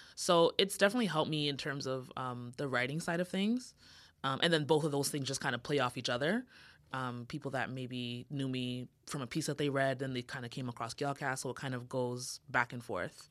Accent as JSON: {"language": "English", "country": "Canada", "also_born_or_lived": "Jamaica (ancestry)", "said": "I'm Canadian, like, of Jamaican descent"}